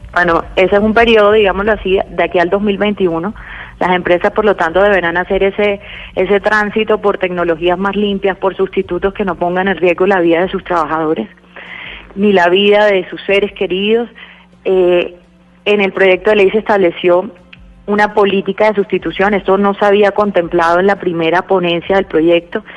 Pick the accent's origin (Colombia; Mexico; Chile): Colombia; A nosotros como colombianos